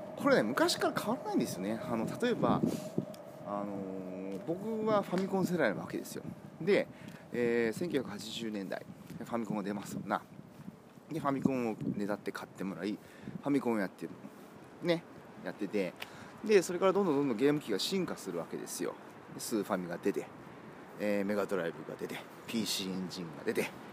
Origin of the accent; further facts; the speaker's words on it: Kumamoto, Japan; now in Osaka, Japan; 僕んちの実家はですね、えー、熊本の片田舎